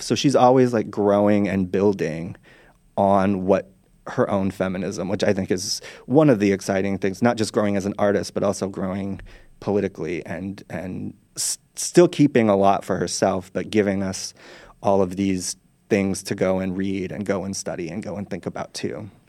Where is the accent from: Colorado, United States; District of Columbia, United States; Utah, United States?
Utah, United States; moved away; I'm from Utah originally. I grew up Mormon